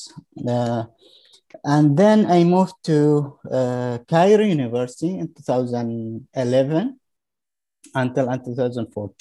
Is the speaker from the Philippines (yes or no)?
no; Yemen; moved away as an adult; also born or lived in Sana'a, Yemen / Hadramaut, Yemen; now in Sweden; I came from Yemen. I was born there in 1979. Actually, my elementary school was in the village, in one of Yemeni village in the western part of Yemen